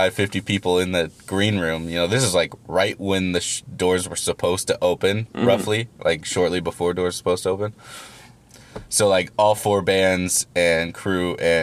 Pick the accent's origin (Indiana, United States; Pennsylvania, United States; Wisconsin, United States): Indiana, United States; Schererville; also born or lived in Highland, Indiana; I grew up in Schererville, which is one town over